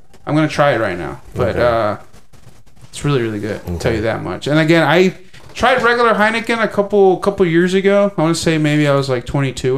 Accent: Dallas, Texas, United States; we were born and raised in Oak Cliff

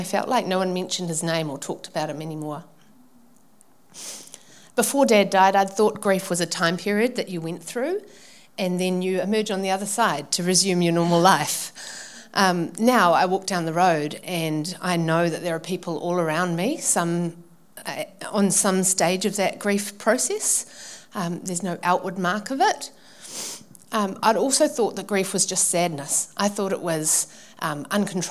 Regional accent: Manukau, Auckland, New Zealand; I grew up in Manukau with my mum and my dad and my two brothers

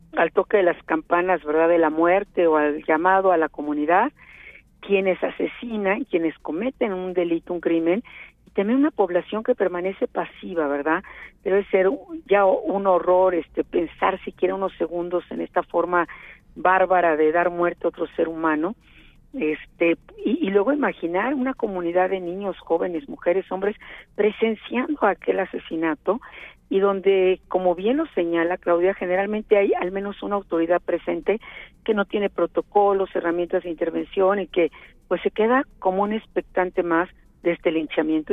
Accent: Mexico

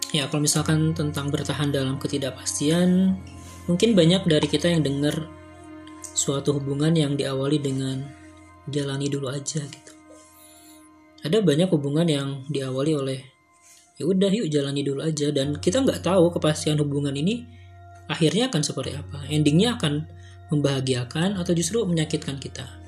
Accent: West Java, Indonesia; Asli Pasundan

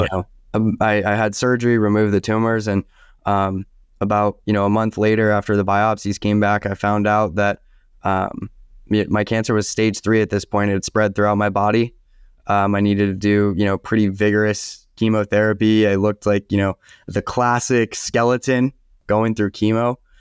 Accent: Southern California, United States; also born or lived in San Diego / Ventura County; I was born and raised in Southern California

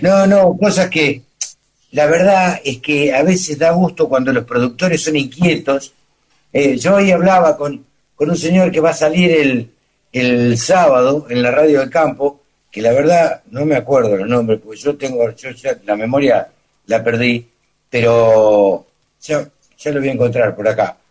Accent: Maipú, Buenos Aires Province, Argentina; moved away; nací en un pueblo donde te bajabas al banco

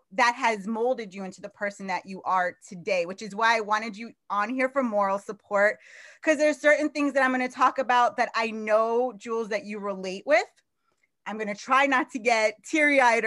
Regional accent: Long Island, New York, United States; I was actually born in Long Island, New York.

